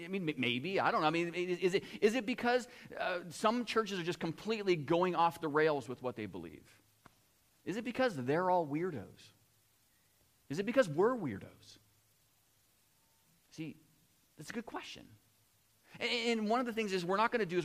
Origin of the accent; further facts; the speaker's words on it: United States; now in Chatham, Canada; I grew up in the United States